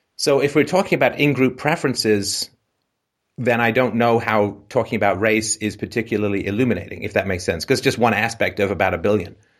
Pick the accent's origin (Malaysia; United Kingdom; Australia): United Kingdom; England; moved away; also born or lived in Ireland / Canada; I was born in Ireland. I grew up in England, lived in Canada